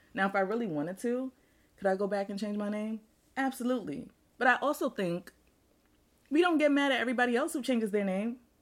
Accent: Nigeria; now in United States; my birth certificate says I was born in Nigeria

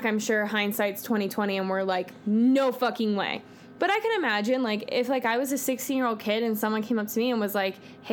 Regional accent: California, United States; I'm from California

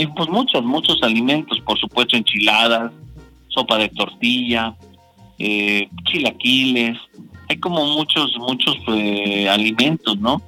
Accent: Mexico; mi historia como mexicano

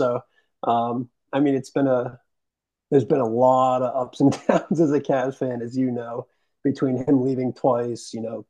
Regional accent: Boston, Massachusetts, United States; I'm from Boston, born and raised here, live here still.

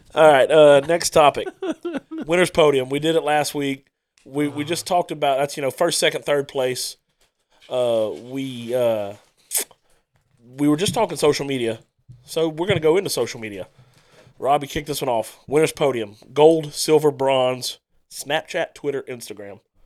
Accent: Starks, Louisiana, United States; growing up in Starks, I wanted to be the good guy

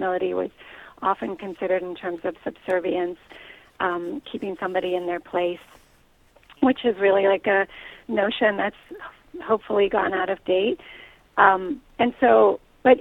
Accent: Pittsburgh, Pennsylvania, United States; now in Ann Arbor, United States; I grew up in Pittsburgh

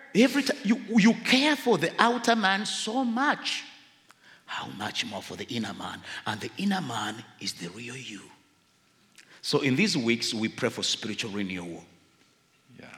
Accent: Uganda

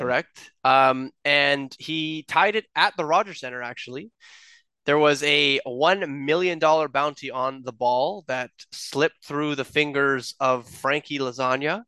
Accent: Toronto, Ontario, Canada; we're from Toronto.

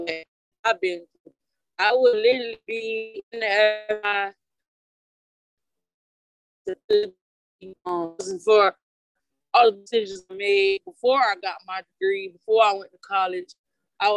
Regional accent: Orlando, Florida, United States; Born and raised out here

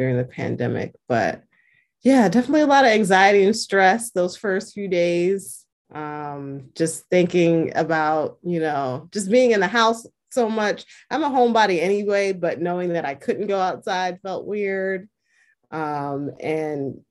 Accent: New York City, New York, United States; I'm from New York City, from Queens, born and raised, and I currently live in Queens.

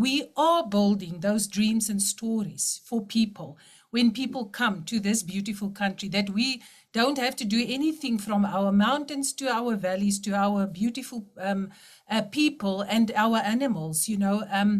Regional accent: Senekal, Free State, South Africa; I was born in Senekal and grew up in Senekal.

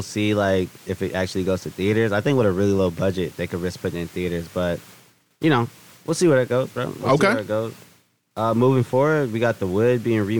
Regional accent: Inglewood, California, United States; I grew up in Inglewood.

